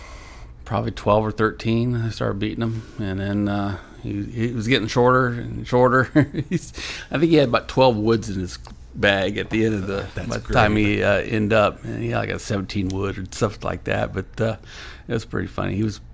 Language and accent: English; Decatur, Indiana, United States; I grew up in Decatur, Indiana.